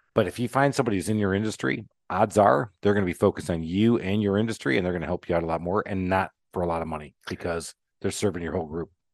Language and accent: English; Michigan, United States; now in Atlanta, United States; I'm in Atlanta, Georgia, and I grew up in Michigan